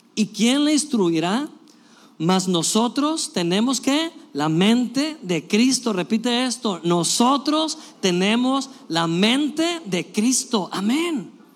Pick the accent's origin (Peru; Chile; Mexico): Mexico; somos mexicanos